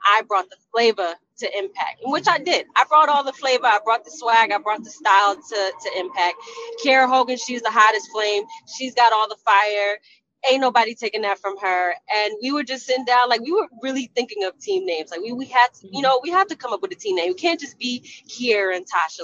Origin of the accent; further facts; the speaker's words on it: New Jersey, United States; my hometown Jersey girl